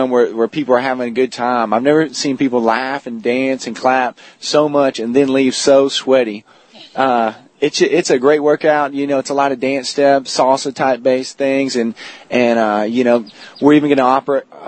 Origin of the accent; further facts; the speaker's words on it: College Station, Texas, United States; I grew up around the Bryan-College Station area